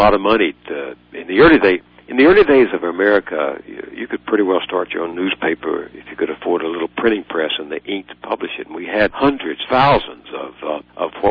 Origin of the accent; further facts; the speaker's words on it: Texas, United States; in Texas, my home state, poor kids like me could get to college